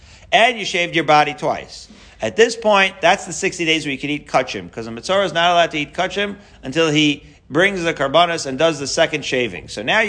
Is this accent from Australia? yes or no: no; Haifa, Haifa District, Israel; I'm a Haifa boy. You can't tell by my Haifanian accent.